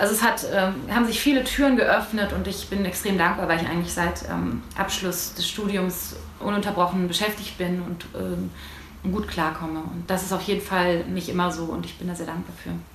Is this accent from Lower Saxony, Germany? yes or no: no; Ruhr area, North Rhine-Westphalia, Germany; ich bin komplett im Ruhrpott aufgewachsen.